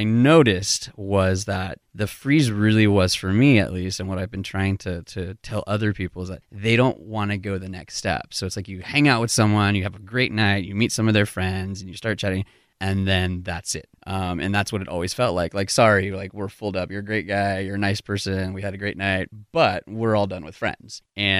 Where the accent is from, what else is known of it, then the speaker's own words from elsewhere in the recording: California, United States; now in Seattle, United States; I've been in Seattle for almost 15 years. I moved up right after college from Southern California.